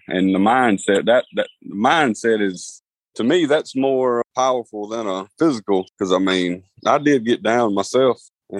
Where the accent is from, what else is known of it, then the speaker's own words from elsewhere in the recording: the South, United States; You know, I like food. I'm from the South.